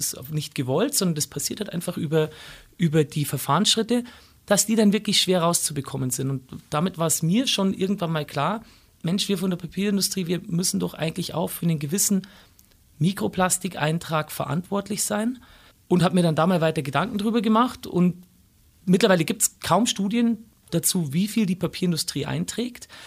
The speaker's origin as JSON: {"language": "German", "region": "Bavaria", "country": "Germany", "tie": "born or raised there", "said": "Ammersee ja."}